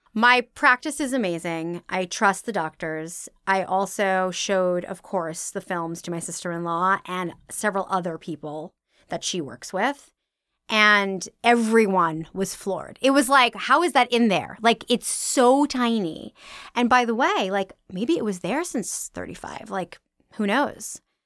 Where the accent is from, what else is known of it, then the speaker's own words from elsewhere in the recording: originally Long Island, New York, United States; I am from New York, originally Long Island